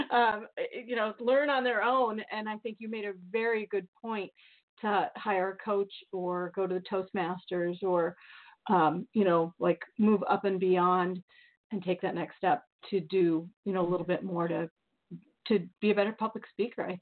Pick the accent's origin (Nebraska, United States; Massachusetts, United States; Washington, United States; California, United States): California, United States; now in Maine, United States; Yeah, and yeah, I'm from the Bay Area. I moved to Maine from there.